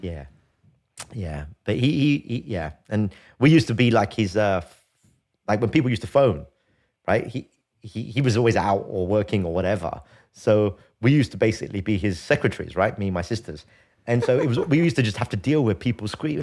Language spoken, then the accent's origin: English; London, United Kingdom; I grew up in London. Um, in a, in a place called Archway, North London